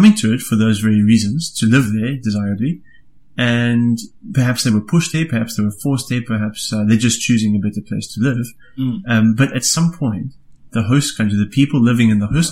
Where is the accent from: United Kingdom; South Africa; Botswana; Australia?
South Africa; as a South African